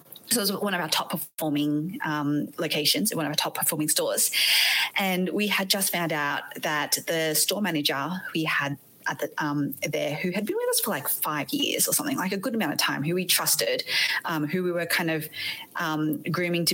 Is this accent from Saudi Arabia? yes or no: no; Australia; accent: Australian; also born or lived in Malaysia; now in United States; You might be able to tell from my accent that I'm not from the States. I am actually Aussie